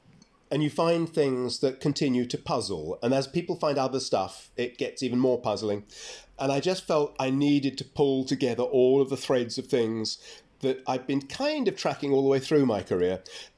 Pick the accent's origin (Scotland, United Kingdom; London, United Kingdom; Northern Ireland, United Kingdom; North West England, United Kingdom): London, United Kingdom; And then I'm a townie, I'm from London